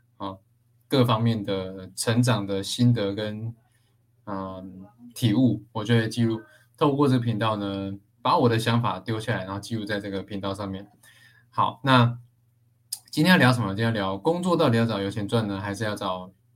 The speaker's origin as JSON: {"language": "Chinese", "region": "Taichung", "country": "Taiwan", "said": "我是台中人嘛，那台中就有很多这种工厂啊"}